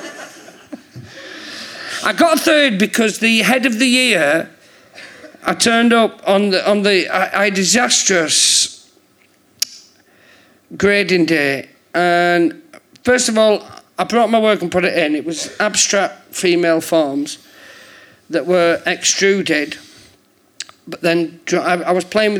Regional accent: St Helens, North West England, United Kingdom; moved away as an adult; also born or lived in London; I'm from St. Helens.

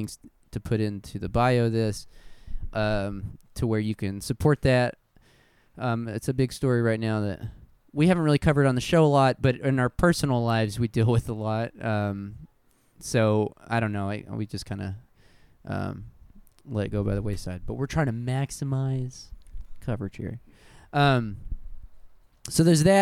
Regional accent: Hobbs, New Mexico, United States; my hometown of Hobbs, New Mexico

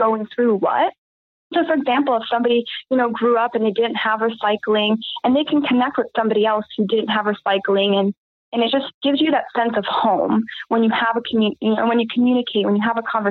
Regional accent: Cleveland, Ohio, United States; moved away as an adult; also born or lived in Southern California; now in Las Vegas, United States; I live here in beautiful Las Vegas, Nevada, but I was born and raised in Cleveland, Ohio

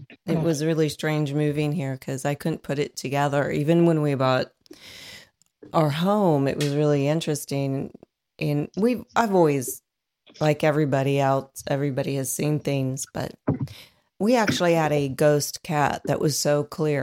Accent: Dayton, Ohio, United States; And I come from Dayton.

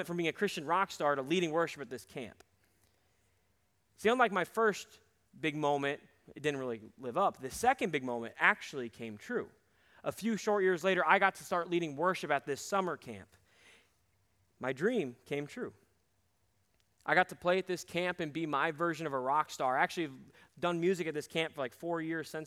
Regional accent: Cedar Rapids, Iowa, United States; we would play gigs around my hometown of Cedar Rapids

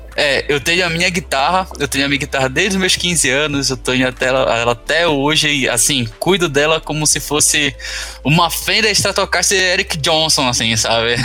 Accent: Belém, Pará, Brazil; moved away as an adult; Eu sou de Belém, Pará

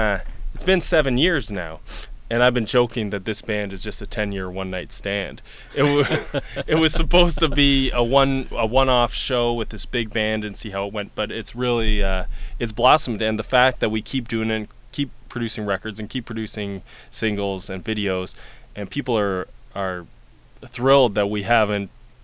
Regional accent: Sault Ste. Marie, Ontario, Canada; And, you know, I'm a kid from Sault Ste. Marie, and I had... I never heard anything like it

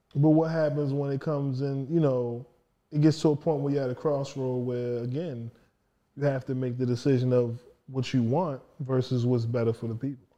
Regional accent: Baltimore, Maryland, United States; I'm from Baltimore

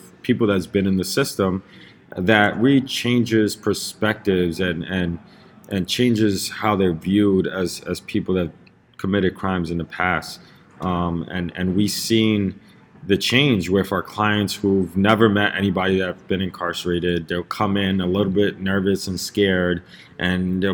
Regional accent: New York City, New York, United States; I grew up in Lower East Side in the 80s, 90s, when it was a very, very heavily drug-infested neighborhood

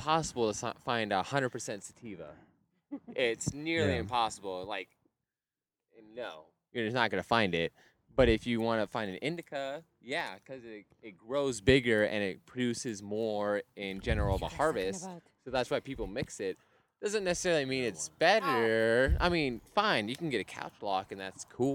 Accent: California, United States; when I was growing up in California

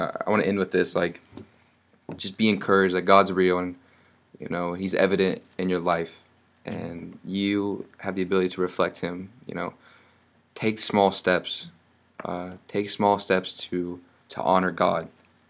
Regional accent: West Virginia, United States; We grew up in West Virginia.

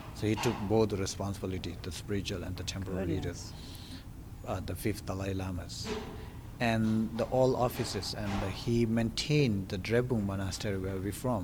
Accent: India; I was born in India, just, you know, nearby the monasteries. And then I joined with the monastery when I was 9

